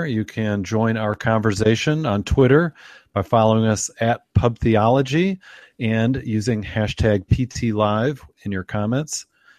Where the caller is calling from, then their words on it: Michigan, United States; I am calling in from Michigan, enjoying some craft beer here